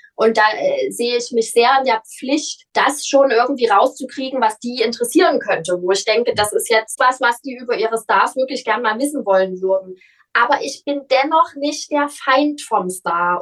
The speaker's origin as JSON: {"language": "German", "town": "Leipzig", "region": "Saxony", "country": "Germany", "tie": "born or raised there", "also_born_or_lived": "Cologne", "accent": "Saxon", "said": "Leipzig ist meine Heimatstadt. Ich bin hier geboren."}